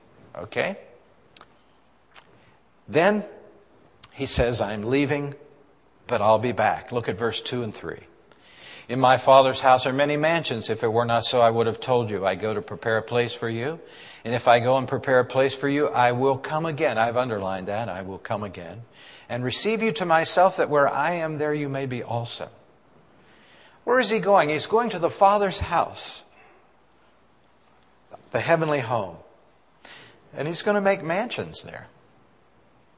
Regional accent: Western Pennsylvania, United States; I've been from here

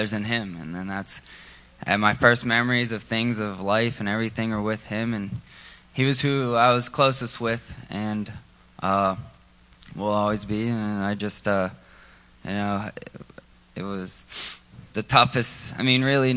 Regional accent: Monongahela, Pennsylvania, United States; also born or lived in Virginia; I live in Monongahela. I was born in Virginia.

